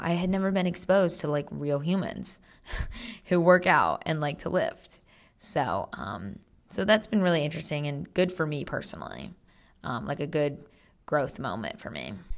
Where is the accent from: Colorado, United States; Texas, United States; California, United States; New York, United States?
California, United States; Monterey; I'm from Central California, which I think people would consider NorCal, like Monterey